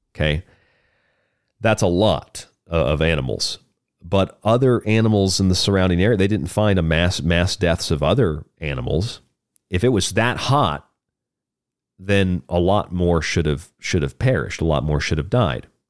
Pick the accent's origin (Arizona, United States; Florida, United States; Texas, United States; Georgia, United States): Florida, United States; now in Tucson, United States; where I grew up in Florida